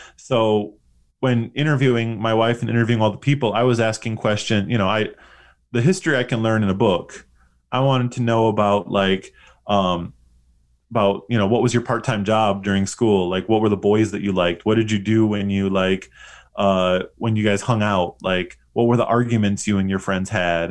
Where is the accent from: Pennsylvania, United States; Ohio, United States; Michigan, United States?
Michigan, United States; West Bloomfield; now in Busan, South Korea; I, uh, grew up in West Bloomfield